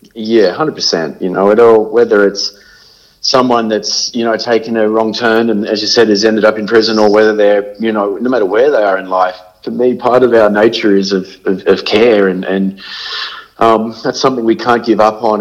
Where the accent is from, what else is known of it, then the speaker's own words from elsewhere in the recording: Sydney, New South Wales, Australia; I grew up in Cronulla in, in Sydney